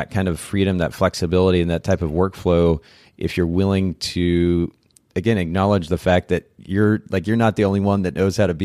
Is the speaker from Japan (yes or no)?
yes; Japan; So I grew up in Japan.